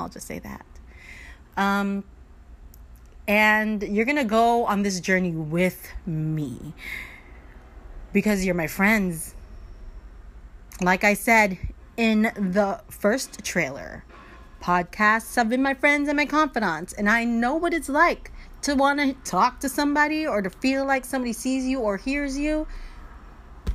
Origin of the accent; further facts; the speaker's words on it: Miami, Florida, United States; I grew up in Miami.